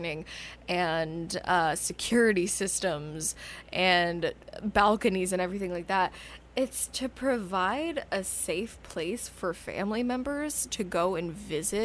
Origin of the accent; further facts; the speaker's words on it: Tucson, Arizona, United States; growing up in Tucson